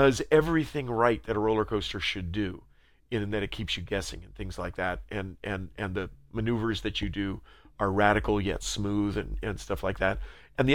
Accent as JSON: {"language": "English", "town": "San Diego", "region": "California", "country": "United States", "tie": "born or raised there", "said": "I grew up in San Diego, right next to a place called Belmont Park in South Mission Beach"}